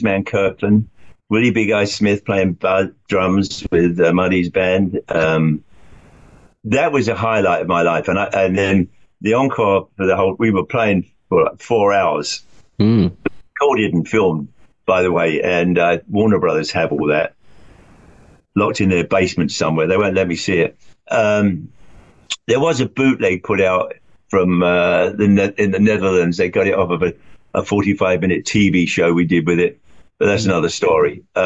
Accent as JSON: {"language": "English", "region": "London", "country": "United Kingdom", "tie": "born or raised there", "moved": "yes", "said": "When I was growing up in London"}